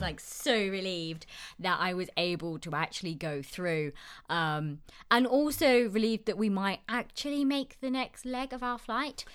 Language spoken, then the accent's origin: English; United Kingdom; accent: British; moved away as an adult; now in Albuquerque, United States; someone from the U K